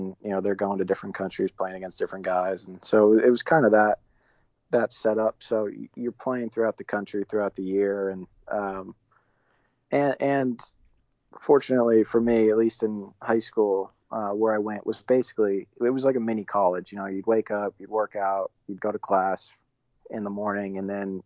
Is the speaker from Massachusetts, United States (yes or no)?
yes; Dartmouth, Massachusetts, United States; moved away; also born or lived in South Florida / Oklahoma; I grew up in Massachusetts, in a town called Dartmouth, which was pretty, a little bit south of Boston